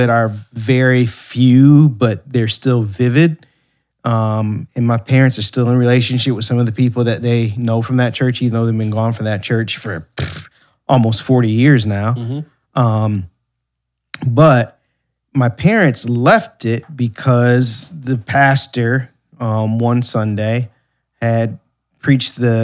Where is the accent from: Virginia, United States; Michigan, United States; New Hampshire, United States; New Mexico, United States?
Michigan, United States; Ann Arbor; moved away; also born or lived in Ypsilanti, Michigan; I was born in Ann Arbor, Michigan, born and raised in the Ann Arbor and Ypsilanti area